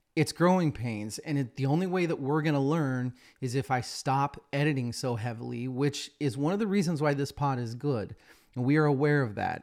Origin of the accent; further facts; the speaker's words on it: Boise, Idaho, United States; my hometown, Boise, Idaho.